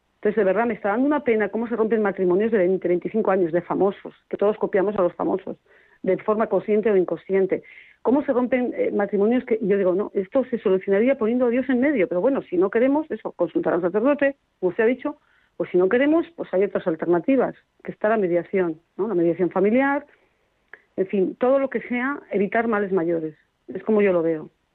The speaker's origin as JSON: {"language": "Spanish", "town": "Burgos", "region": "Castile and León", "country": "Spain", "said": "yo soy de Burgos"}